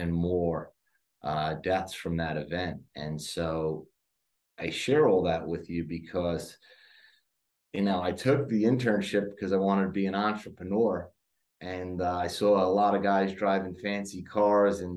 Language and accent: English; New York City, New York, United States; moved away as an adult; now in Charlotte, United States; I grew up in Staten Island, New York.